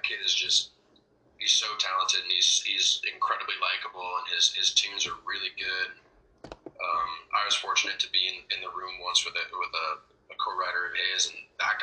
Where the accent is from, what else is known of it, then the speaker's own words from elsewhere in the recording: Toronto, Ontario, Canada; I grew up in Toronto.